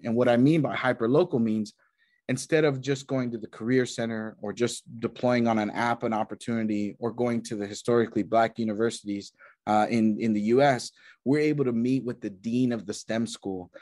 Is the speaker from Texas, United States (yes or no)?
yes; Texas, United States; moved away as an adult; also born or lived in New York / London; I grew up in Texas, uh, country uh, town